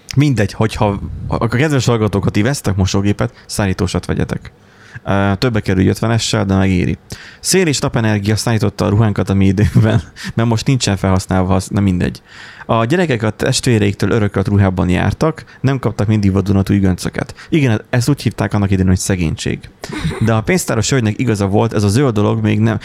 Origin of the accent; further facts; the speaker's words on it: Borsod-Abaúj-Zemplén, Hungary; mert ugye a busz se nagyon járt, tehát borsodról van szó